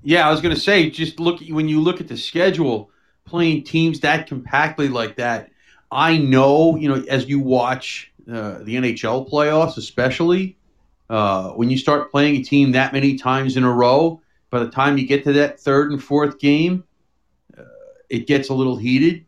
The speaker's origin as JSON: {"language": "English", "town": "New York City", "region": "New York", "country": "United States", "tie": "born or raised there", "said": "I grew up in New York City"}